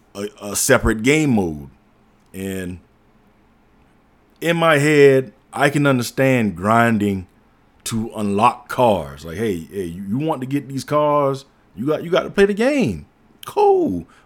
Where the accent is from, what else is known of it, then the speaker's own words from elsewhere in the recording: South Carolina, United States; but I'm from the Low Country, y'all know what I'm talking about